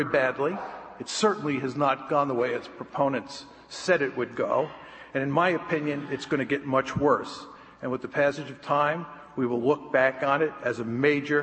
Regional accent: United States; as an American

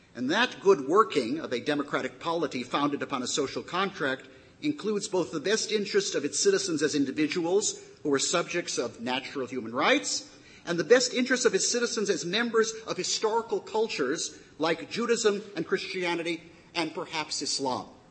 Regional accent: United States; I'm an American and not an Israeli citizen

